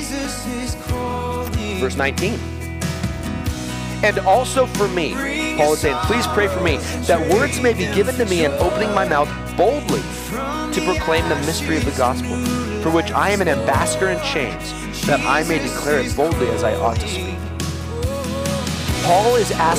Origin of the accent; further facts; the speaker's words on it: United States; we're American